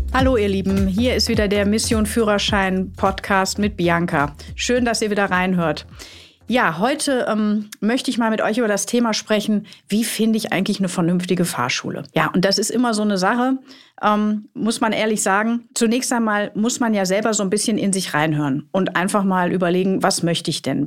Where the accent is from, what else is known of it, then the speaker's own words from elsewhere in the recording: Ruhr area, North Rhine-Westphalia, Germany; moved away; Ich komme ja aus dem Ruhrgebiet ursprünglich, ihr wisst das, deshalb auch die Ausdrucksweise